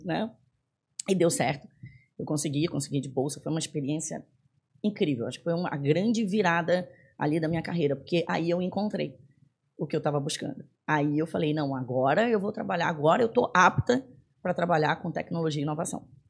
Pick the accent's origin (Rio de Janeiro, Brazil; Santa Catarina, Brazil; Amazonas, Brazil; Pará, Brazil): Pará, Brazil; Belém; moved away as an adult; also born or lived in São Paulo, Brazil / United States; now in Florianópolis, Brazil; eu sou do norte, eu sou de Belém do Pará